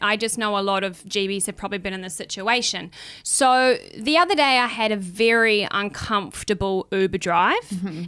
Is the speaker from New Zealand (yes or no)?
yes; New Zealand; I come from New Zealand.